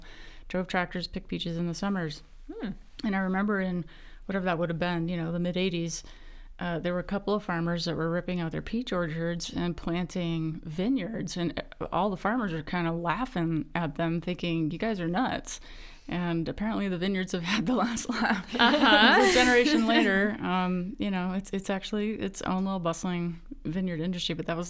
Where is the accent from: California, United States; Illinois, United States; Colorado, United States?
Colorado, United States; Grand Junction; also born or lived in Austin, Texas; my sister, who's 15 months younger than I am, and I grew up in the Grand Junction area doing all the Grand Junction things.